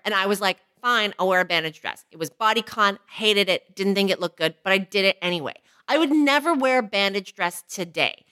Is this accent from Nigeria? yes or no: no; Canada; an Asian woman who was born in Canada